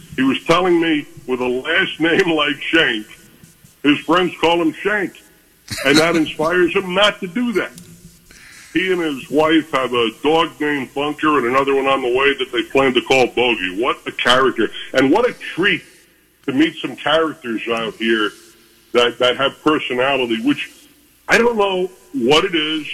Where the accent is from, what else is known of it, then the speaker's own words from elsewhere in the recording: Daytona Beach, Florida, United States; near my hometown in Daytona Beach, Florida